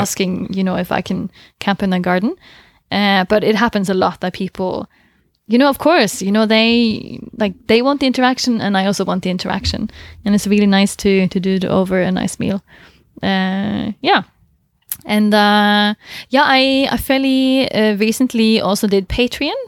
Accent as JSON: {"language": "English", "region": "Southern Norway", "country": "Norway", "said": "I'm from the south"}